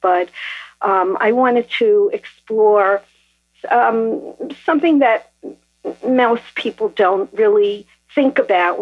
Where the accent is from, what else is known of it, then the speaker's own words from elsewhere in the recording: New York City, New York, United States; now in New Jersey, United States; I was born in Brooklyn